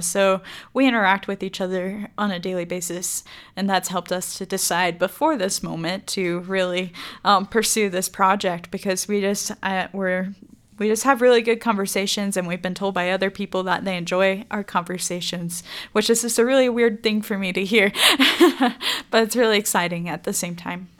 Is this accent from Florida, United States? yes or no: yes; DeBary, Florida, United States; also born or lived in Macclenny, Florida; now in Idaho Falls, United States; I'm originally from DeBerry, Florida, which is near Orlando